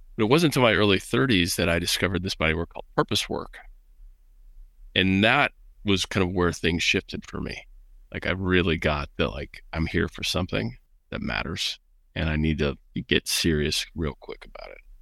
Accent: Midwest, United States; I was raised in the Midwest

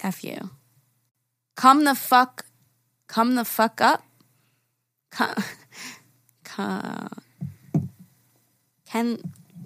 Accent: New York, United States; We're from New York.

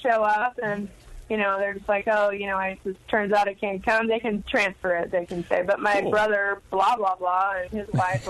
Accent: Julian, California, United States; they happened to be from Julian, which is my hometown.

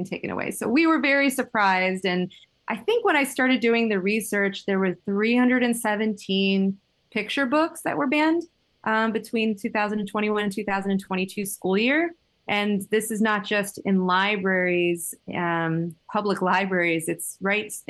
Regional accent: Miami, Florida, United States; I was born and raised in Miami, Florida

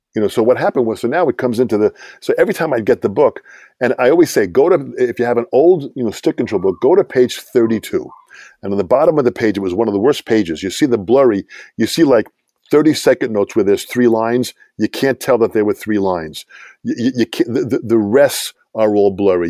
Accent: Long Island, New York, United States; I'm from Long Island.

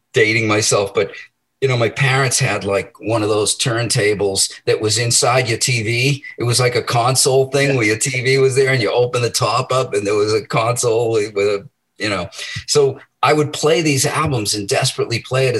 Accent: Medford, Massachusetts, United States; I was born in Medford and, you know, I grew up there

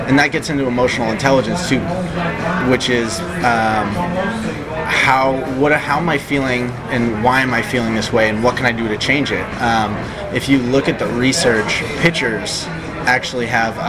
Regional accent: Portland, Maine, United States; I grew up in Portland, Maine

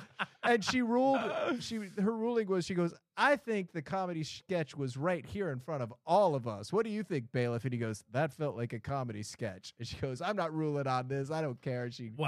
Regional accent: Boston, Massachusetts, United States; I am from Boston. I have a pretty good accent.

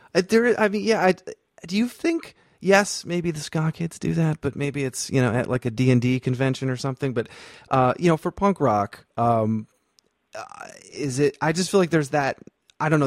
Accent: Vermont, United States; moved away; also born or lived in North Carolina; I'm from Vermont originally, but I went to school in North Carolina, and you know, it's like a Northeast kid going to the South.

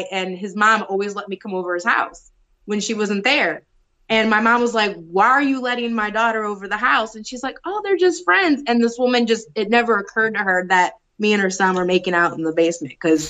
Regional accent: Detroit, Michigan, United States; growing up in Detroit, Michigan's a very segregated state, probably one of the most segregated in the country.

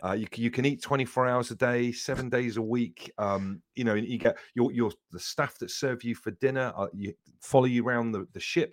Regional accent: Devon, South West England, United Kingdom; I grew up in Devon

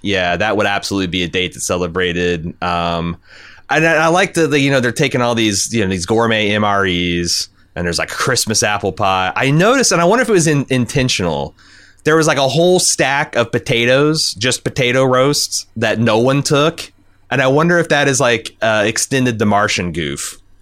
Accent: Indiana, United States; I was from Indiana, birthplace of Ryan White

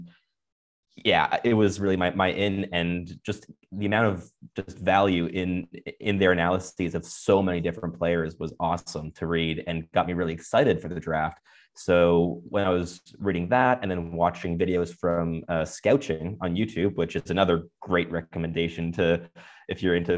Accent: Montreal, Quebec, Canada; Despite growing up in Montreal, which is like, you think that's impossible, but it kind of just happened with me.

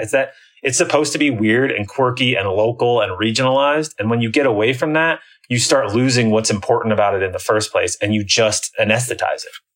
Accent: Iowa, United States; also born or lived in Chicago / Washington, D.C. area; now in near Washington, D.C., United States; I grew up in Iowa

